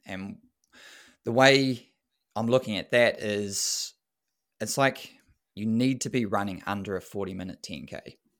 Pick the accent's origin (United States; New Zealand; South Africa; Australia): New Zealand; as a Kiwi boy